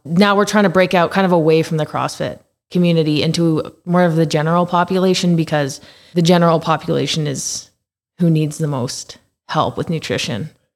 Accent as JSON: {"language": "English", "town": "Calgary", "region": "Alberta", "country": "Canada", "tie": "born or raised there", "said": "I've been in Calgary my entire life."}